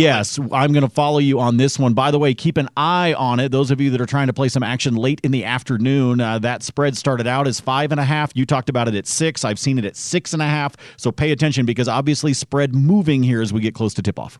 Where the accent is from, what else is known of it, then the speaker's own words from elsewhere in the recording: Oregon, United States; I grew up in Oregon